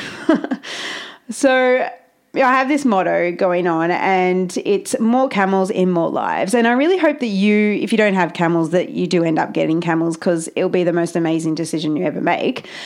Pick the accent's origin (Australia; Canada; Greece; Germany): Australia; I'm Australian and I don't really talk like